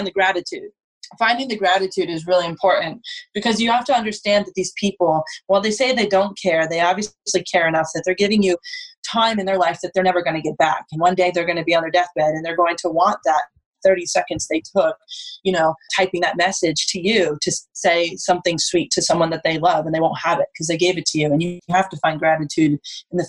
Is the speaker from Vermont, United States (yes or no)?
yes; Vermont, United States; moved away; also born or lived in Colorado; I grew up in Vermont.